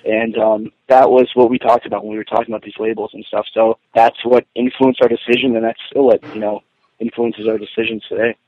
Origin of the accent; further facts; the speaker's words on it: Kingston, Pennsylvania, United States; born and raised in, in Kingston, Pennsylvania, suburb of Wilkes-Barre